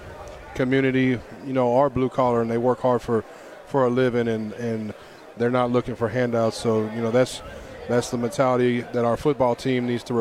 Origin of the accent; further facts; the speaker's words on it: Galveston, Texas, United States; because I'm from Galveston.